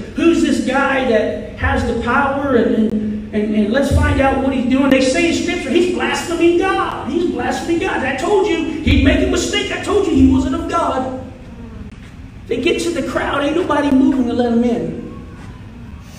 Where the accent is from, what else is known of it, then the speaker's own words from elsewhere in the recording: United States; moved away as an adult; now in New York, United States; I'm born and raised in Sumter County, so it's been a long time